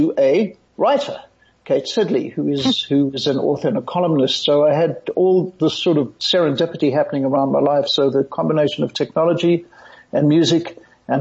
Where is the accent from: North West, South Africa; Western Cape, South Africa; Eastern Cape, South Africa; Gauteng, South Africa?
Gauteng, South Africa; Johannesburg; also born or lived in United States; I had a mother when I was growing up in Johannesburg